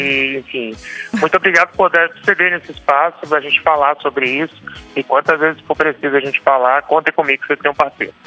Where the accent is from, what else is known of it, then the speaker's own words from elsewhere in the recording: Brasília, Federal District, Brazil; also born or lived in Amazonas / São Paulo; eu sou amazonense, uhum. mas fui criado aqui em Brasília